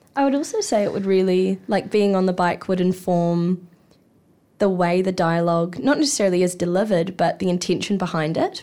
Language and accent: English; Hawke's Bay, New Zealand; moved away as an adult; now in Wellington, New Zealand; I grew up in Te Mātou o Māori Hawke's Bay